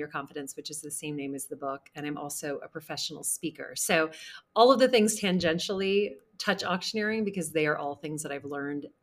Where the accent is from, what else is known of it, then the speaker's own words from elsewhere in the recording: Louisiana, United States; now in New York City, United States; I grew up in the Deep South in Louisiana, and I have lived in New York City for 21 years